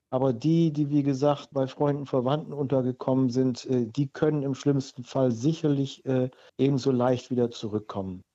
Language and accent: German; Germany; als Deutscher